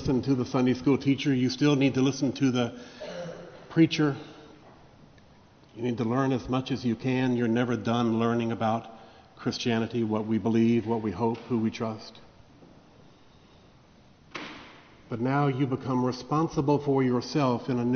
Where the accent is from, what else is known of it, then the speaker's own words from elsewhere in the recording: Vicksburg, Mississippi, United States; the church that I grew up in Vicksburg, Mississippi